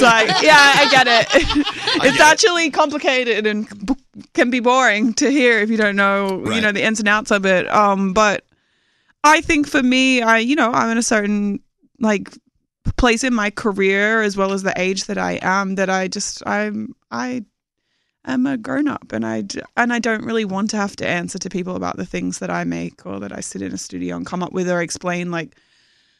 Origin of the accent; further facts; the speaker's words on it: Australia; moved away; I'm from Australia